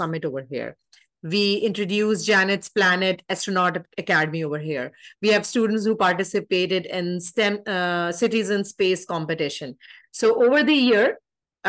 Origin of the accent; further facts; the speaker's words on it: Pakistan; I'm from Pakistan.